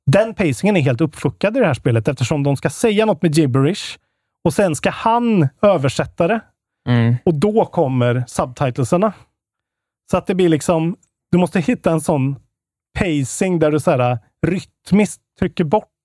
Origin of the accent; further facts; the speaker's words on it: Karlstad, Värmland, Sweden; Vi är fan från Karlstad båda två.